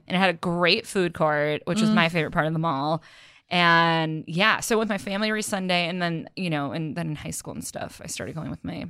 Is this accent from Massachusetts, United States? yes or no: yes; Belmont, Massachusetts, United States; moved away; I grew up in Belmont, Massachusetts, which is a suburb just outside of Cambridge, outside of Boston.